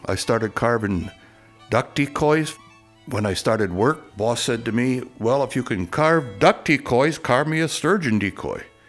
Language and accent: English; Appleton, Wisconsin, United States; from Appleton, Wisconsin